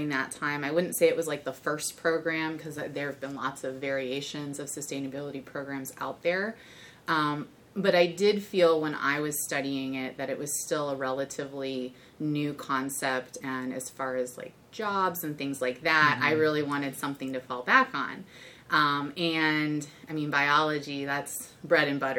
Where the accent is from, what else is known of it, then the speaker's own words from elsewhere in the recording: Michigan, United States; moved away as an adult; also born or lived in Arizona; now in Cincinnati, United States; I grew up in Michigan and studied out in Arizona. So I moved here about 10 years ago